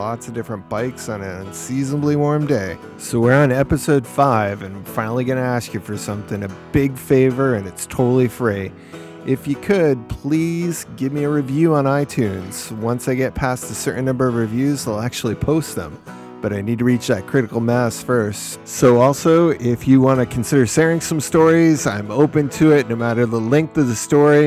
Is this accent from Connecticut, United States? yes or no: yes; Wethersfield, Connecticut, United States; my hometown